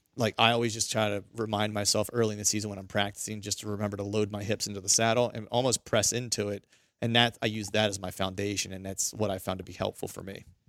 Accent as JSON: {"language": "English", "area": "near Seven Springs", "region": "Pennsylvania", "country": "United States", "tie": "born or raised there", "said": "Pennsylvania, which isn't, which is, you know, not far from my hometown."}